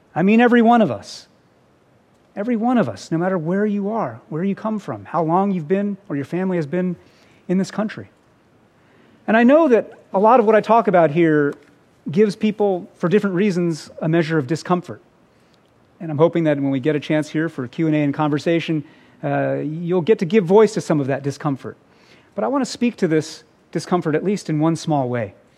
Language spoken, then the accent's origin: English; United States; as an American